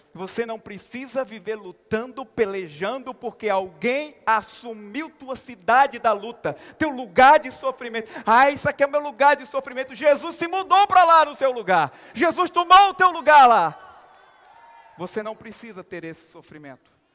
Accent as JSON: {"language": "Portuguese", "region": "Northeast Region", "country": "Brazil", "moved": "yes", "said": "sou nordestino"}